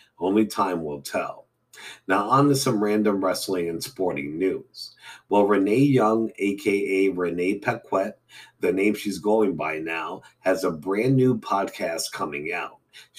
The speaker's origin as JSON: {"language": "English", "region": "Scotland", "country": "United Kingdom", "said": "I'm from Scotland."}